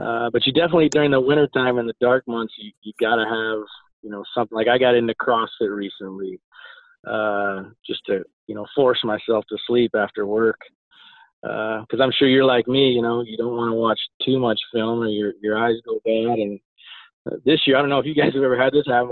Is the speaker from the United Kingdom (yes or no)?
no; South Dakota, United States; moved away; also born or lived in Nebraska; growing up in South Dakota, uh, and then moving on to Nebraska